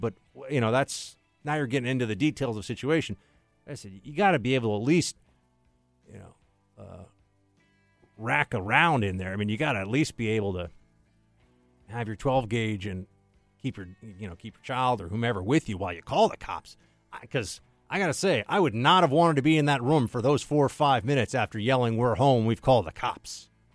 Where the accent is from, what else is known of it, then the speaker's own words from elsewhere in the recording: New York City, New York, United States; I'm a New Yorker.